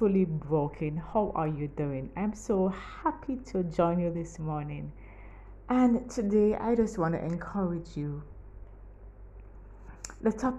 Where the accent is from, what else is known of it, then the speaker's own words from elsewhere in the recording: Kingston, Kingston Parish, Jamaica; I'm from Kingston, Jamaica